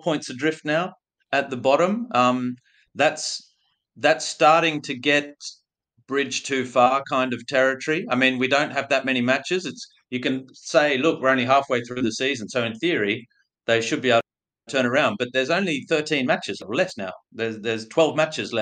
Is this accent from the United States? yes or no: no; Australia; moved away as an adult; also born or lived in Europe; I'm Australian, even though I've spent most of my adult life overseas